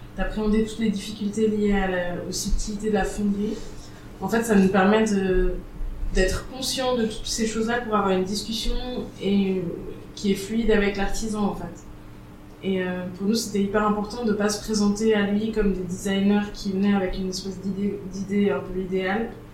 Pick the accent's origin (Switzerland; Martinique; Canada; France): Switzerland; Geneva; je suis née à Genève